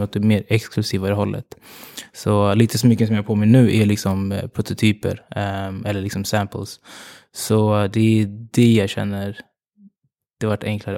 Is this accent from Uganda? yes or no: yes; Uganda; now in Sweden; jag kommer från Uganda